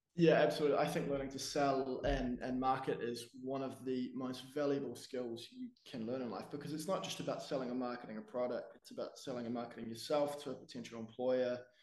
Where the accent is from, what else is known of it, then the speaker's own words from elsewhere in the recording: Wellington, New Zealand; I'm from Wellington, New Zealand, born and raised